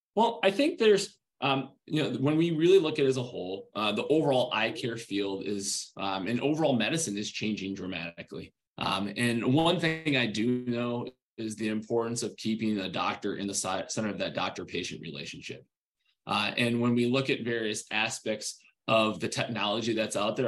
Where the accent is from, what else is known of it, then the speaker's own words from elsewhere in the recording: Rochester, New York, United States; growing up in Rochester, New York.